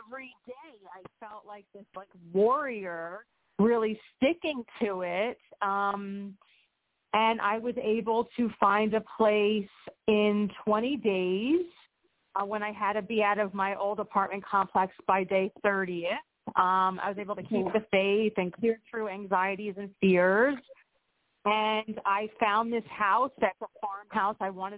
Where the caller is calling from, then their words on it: Pennsylvania, United States; from Pennsylvania.